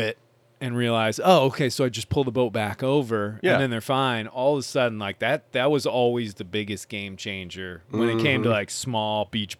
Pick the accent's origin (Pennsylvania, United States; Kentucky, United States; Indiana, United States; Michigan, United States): Michigan, United States; I grew up in Northern Michigan.